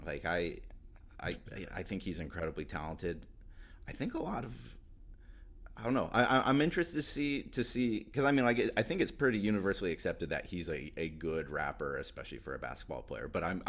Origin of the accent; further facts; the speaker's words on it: Alaska, United States; moved away as an adult; now in Portland, United States; I'd never lived in an NBA city before moving to Portland, and like growing up in Alaska